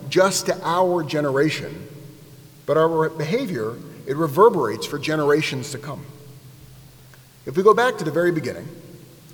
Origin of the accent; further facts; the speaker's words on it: United States; I grew up here in the United States